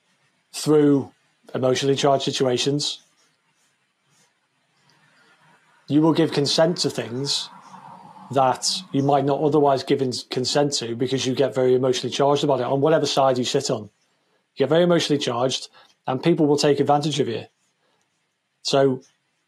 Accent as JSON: {"language": "English", "country": "United Kingdom", "said": "the British people"}